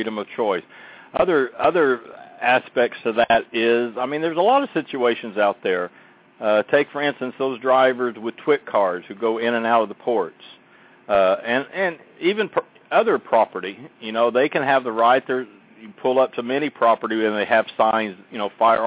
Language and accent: English; Oklahoma, United States; my home state, for example, Oklahoma